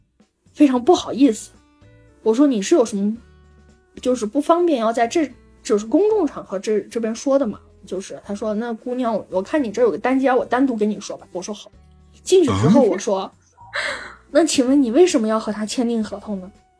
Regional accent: China; first language Wu Chinese; 就是我的母语是吴语，你知道吗？

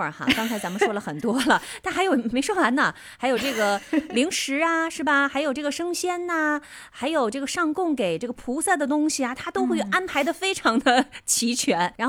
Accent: Northeast China, China; moved away; also born or lived in Beijing; 在我老家呢，我小的时候，我们的庙会上还会有扭秧歌的、踩高跷的，就这些就是东北的一个特色了。

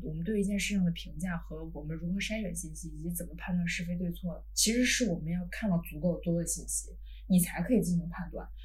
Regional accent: China; moved away; 我们中国人

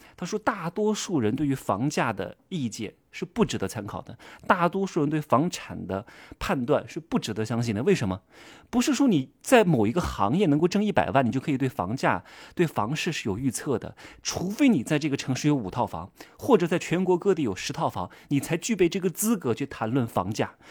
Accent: Wuhu, Anhui, China; 我们的家乡安徽五虎

